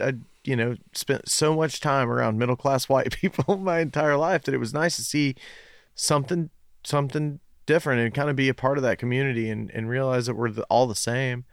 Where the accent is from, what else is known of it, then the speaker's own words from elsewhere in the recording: Knoxville, Tennessee, United States; I grew up in West Knoxville